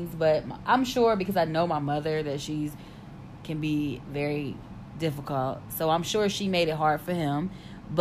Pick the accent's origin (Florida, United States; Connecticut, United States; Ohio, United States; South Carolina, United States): Ohio, United States; Blue Ash; I grew up in Blue Ash